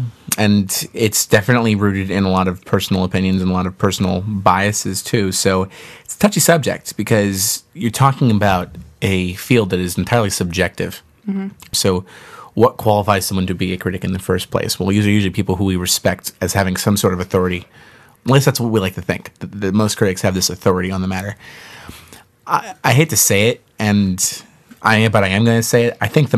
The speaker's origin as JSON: {"language": "English", "country": "Ireland", "said": "We're both Irish, so it's like..."}